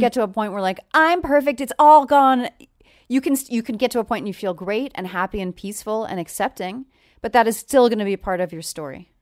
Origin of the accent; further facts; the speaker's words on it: New York, United States; moved away; I'm from New York originally.